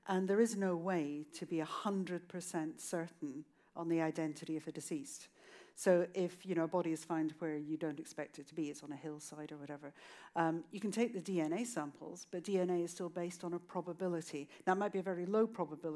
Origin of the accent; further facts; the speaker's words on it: Scotland, United Kingdom; also born or lived in Inverness; I was in Inverness, which is in the Highlands of Scotland